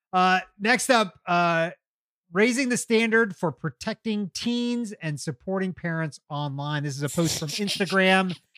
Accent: Kentucky, United States; now in Atlanta, United States; when I was growing up in Kentucky

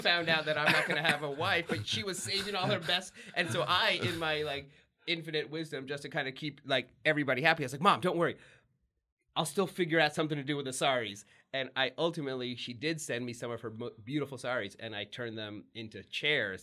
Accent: Texas, United States; in the eighties when you're growing up in Texas

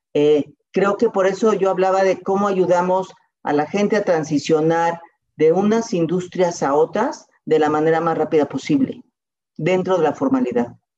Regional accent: Mexico; soy mexicana

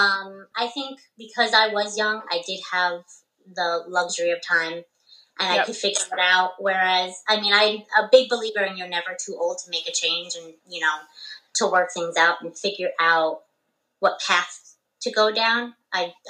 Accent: Cortlandt Manor, New York, United States; also born or lived in Yonkers, New York; now in Dutchess County, United States; I grew up in Cortland Manor area, went to high school there. I went to Hen Hud

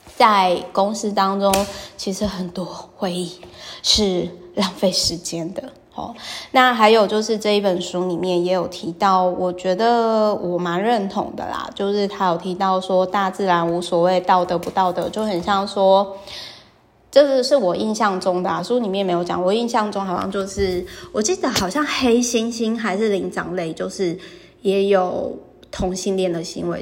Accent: Taiwan; 身为台湾人

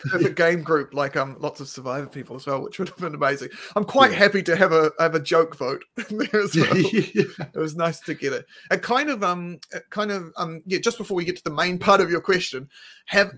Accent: Christchurch, Canterbury, New Zealand; moved away; we're both from Christchurch originally.

